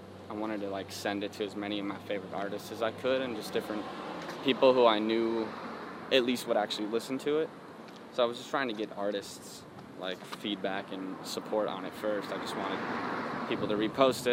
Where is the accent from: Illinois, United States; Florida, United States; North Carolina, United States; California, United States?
Illinois, United States; Chicago; I'm from Illinois, like, we're from both from, like, similar areas in parts of Chicago